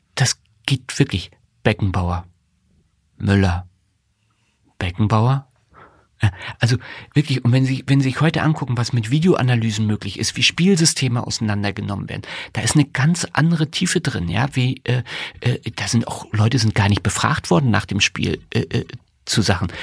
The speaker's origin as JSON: {"language": "German", "town": "Greifswald", "region": "Mecklenburg-Vorpommern", "country": "Germany", "tie": "born or raised there", "also_born_or_lived": "Rostock / Berlin", "moved": "as an adult", "lives_now": "Dresden, Germany", "said": "Ich bin in Greifswald aufgewachsen"}